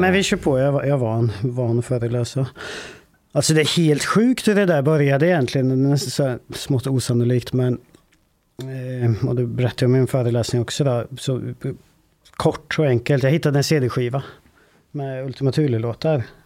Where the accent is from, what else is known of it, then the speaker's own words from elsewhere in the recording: Vålberg, Värmland, Sweden; det är ett eh, ort som heter Vålberg. Ganska liten ort, 3000 med invånare kanske. Där växte jag upp